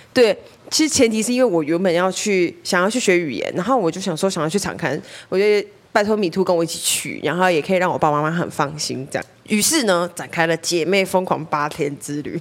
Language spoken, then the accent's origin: Chinese; Taiwan; 我们来自台湾